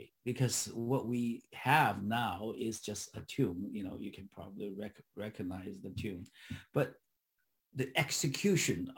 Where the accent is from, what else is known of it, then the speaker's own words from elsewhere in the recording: Shanghai, China; moved away; my childhood growing up in Shanghai